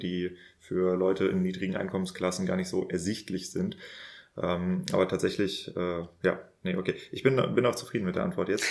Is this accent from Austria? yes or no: no; Northern Germany, Germany; moved away; ich komme ja ursprünglich aus Norddeutschland